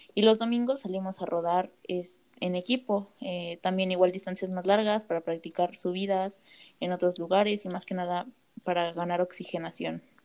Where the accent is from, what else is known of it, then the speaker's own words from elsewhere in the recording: Sonora, Mexico; now in Querétaro, Mexico; actualmente vivo en Querétaro, pero soy de Sonora.